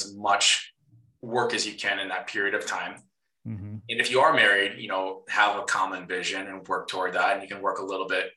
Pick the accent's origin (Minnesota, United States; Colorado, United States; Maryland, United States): Minnesota, United States; you can probably hear the accent. I am a Minnesotan.